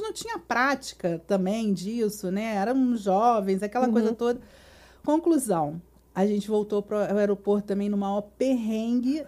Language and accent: Portuguese; Brazil; como bom brasileiro